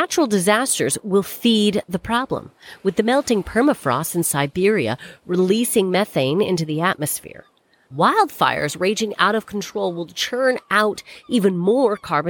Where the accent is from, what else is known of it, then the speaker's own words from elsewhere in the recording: Canada; now in United Kingdom; It's been a really fucking weird week to be a Canadian